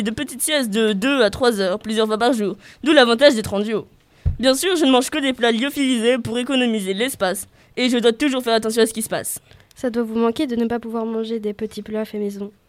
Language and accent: French; Le Havre, Normandy, France; Eh oui, j'ai grandi au Havre, j'ai toujours apprécié la mer. Quand j'étais petit, je rêvais de l'horizon, de partir en mer et de voguer au gré du vent.